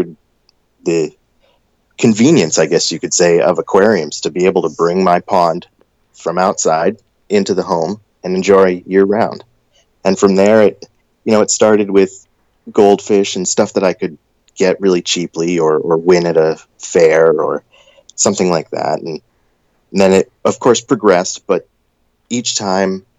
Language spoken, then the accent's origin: English; Maine, United States; growing up in Maine